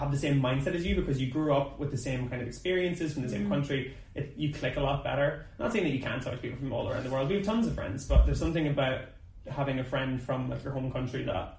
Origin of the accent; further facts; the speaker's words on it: Ireland; moved away as an adult; now in London, United Kingdom; especially being a gay guy growing up in like, you know, rural Ireland